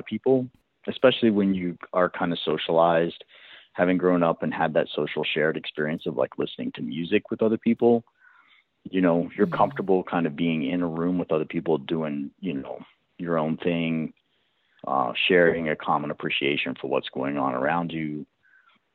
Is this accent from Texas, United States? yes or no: no; West Virginia, United States; moved away as an adult; also born or lived in New York / Brooklyn; I'm originally from West Virginia. I spent the first 21 years living in West Virginia.